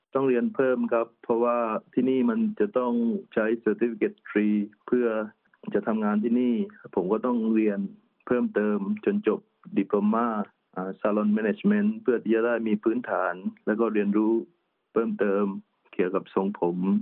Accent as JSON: {"language": "Thai", "region": "Trang", "country": "Thailand", "tie": "born or raised there", "moved": "as an adult", "said": "อยู่ที่จังหวัดตรังบ้านเกิดของผมเอง"}